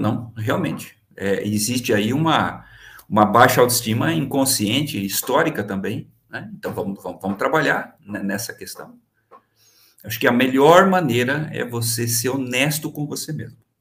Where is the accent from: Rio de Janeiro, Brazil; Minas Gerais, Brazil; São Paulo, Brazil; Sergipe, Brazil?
São Paulo, Brazil; São Caetano do Sul; Nasci em São Caetano do Sul